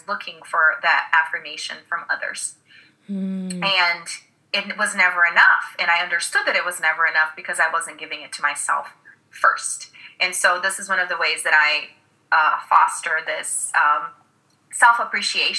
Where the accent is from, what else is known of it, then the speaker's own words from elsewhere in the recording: Brazil; English is a second language; moved away; And I grew up in Brazil. I'm originally from Brazil